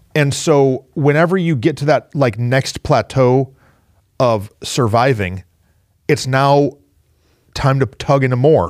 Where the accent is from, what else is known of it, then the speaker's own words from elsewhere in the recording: Flint, Michigan, United States; moved away; also born or lived in Mansfield; I'm from Flint, Michigan